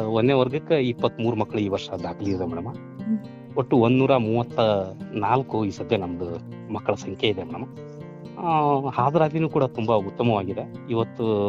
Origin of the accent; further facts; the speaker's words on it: Ron, Karnataka, India; ನಂದು ಸ್ಥಳೀಯ ಊರದಾಗಿರೋದ್ರಿಂದ